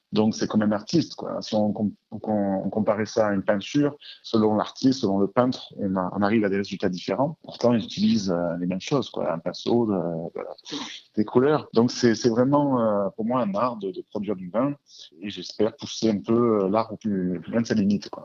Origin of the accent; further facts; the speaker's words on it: Marseille, Provence-Alpes-Côte d'Azur, France; nous sommes euh, de Marseille.